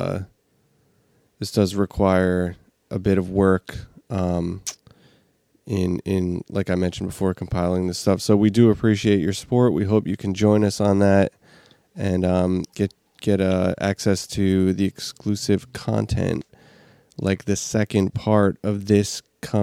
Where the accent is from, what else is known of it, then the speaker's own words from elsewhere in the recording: New Jersey, United States; I'm just from New Jersey.